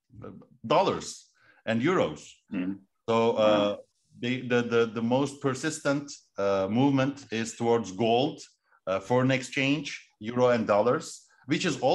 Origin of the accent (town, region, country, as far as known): Turkey